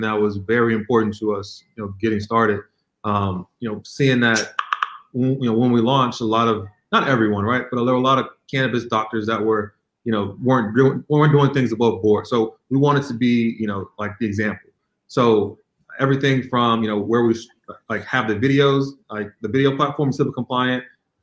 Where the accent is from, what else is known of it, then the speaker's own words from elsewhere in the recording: Chicago, Illinois, United States; moved away as an adult; also born or lived in San Francisco, California; now in New York, United States; I'm actually originally from Chicagoland area.